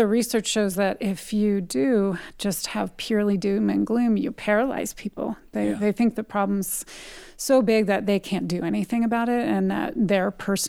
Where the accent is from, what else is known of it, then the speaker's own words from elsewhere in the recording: California, United States; I come from a family, I'm from California, but my dad is a huge hunter.